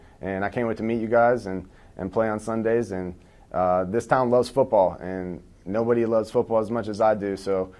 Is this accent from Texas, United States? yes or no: no; Ohio, United States; So I'm from Northeast Ohio, which isn't too far from here.